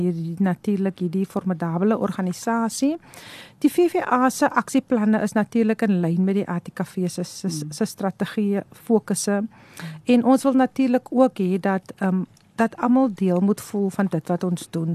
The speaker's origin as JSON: {"language": "Afrikaans", "area": "Stellenbosch area, Kuils River", "region": "Western Cape", "country": "South Africa", "tie": "born or raised there", "said": "ek het grootgeword daar in die Stellenbosch omgewing in 'n baie klein dorpie Kuilmo."}